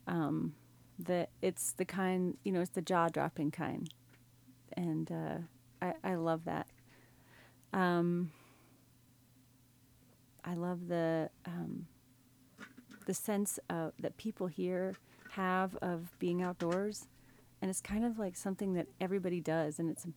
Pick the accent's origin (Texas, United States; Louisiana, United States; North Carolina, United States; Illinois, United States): Texas, United States; West; also born or lived in South Carolina / Northern California; now in Eugene, United States; I grew up in West Texas, where it was very dry